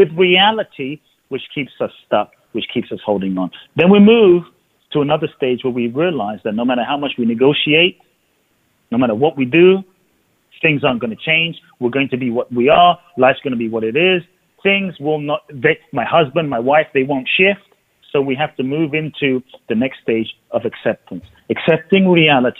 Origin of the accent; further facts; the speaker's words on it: London, United Kingdom; moved away as an adult; I grew up in London